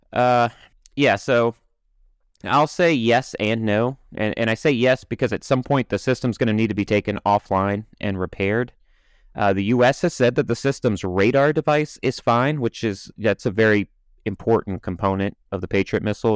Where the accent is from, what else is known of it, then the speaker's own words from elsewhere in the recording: United States; I'm an American